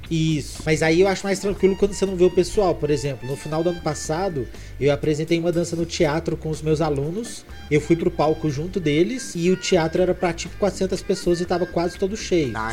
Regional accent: Minas Gerais, Brazil; eu sou mineiro

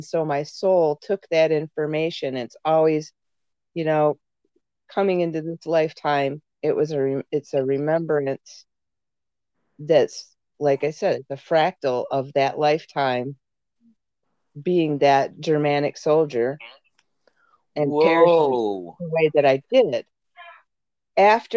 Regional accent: San Bernardino, California, United States; I was born out in San Bernardino, California

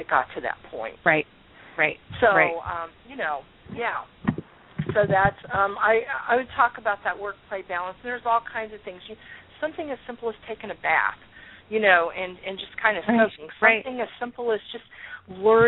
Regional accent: Columbus, Ohio, United States; moved away; I'm from Columbus

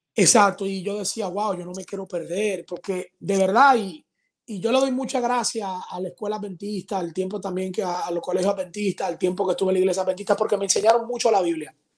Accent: Dominican Republic; Aquí en mi país

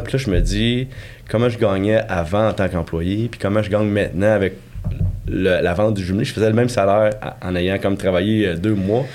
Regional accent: Victoriaville, Quebec, Canada; moved away; also born or lived in Sherbrooke; moi je suis de Victoriaville en fait, je suis natif de là.

